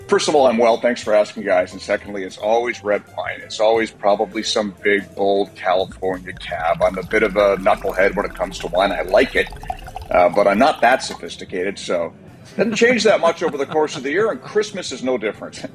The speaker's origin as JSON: {"language": "English", "town": "Kelowna", "region": "British Columbia", "country": "Canada", "tie": "born or raised there", "said": "I grew up in BC"}